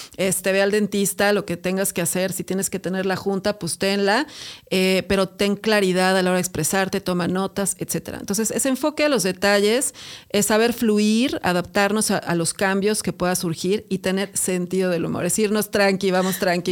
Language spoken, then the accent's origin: Spanish; Mexico City, Mexico; Somos argüenderísimos los chilangos